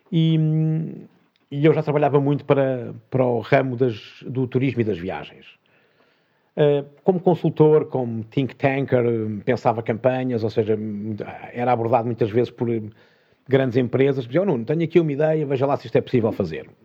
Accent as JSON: {"language": "Portuguese", "country": "Portugal", "said": "Eu, eu sou português, mas não tropa, não, não nasci aqui."}